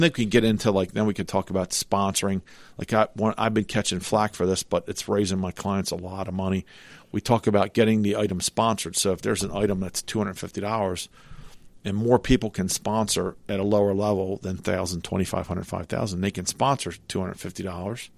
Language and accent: English; Cecil County, Maryland, United States; I'm from Cecil County, I have a pickup truck